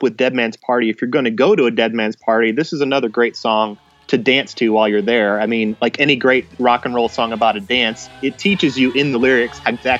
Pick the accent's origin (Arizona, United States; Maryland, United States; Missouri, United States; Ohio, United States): Missouri, United States; South St. Louis County; now in Nashville, United States; I was growing up in South St. Louis County